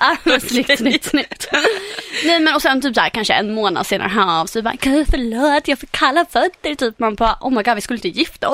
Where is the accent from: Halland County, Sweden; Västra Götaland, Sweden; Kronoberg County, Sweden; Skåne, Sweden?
Halland County, Sweden; Halmstad; i Halmstad, min hemstad